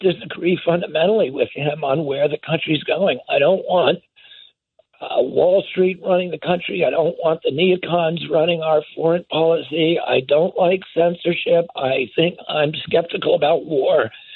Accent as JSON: {"language": "English", "country": "United States", "tie": "born or raised there", "said": "I was growing up in the United States of America in the 1960s and 70s"}